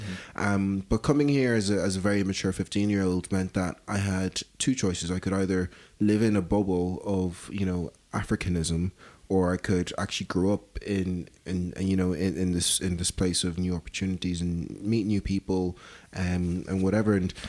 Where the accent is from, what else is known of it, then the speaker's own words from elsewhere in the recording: Dublin, Leinster, Ireland; also born or lived in Lagos, Nigeria; if anyone asks me, where are you from? The first thing that comes to mind is Dublin. Not even Ireland, is Dublin. So born in Lagos, made in specifically Dublin.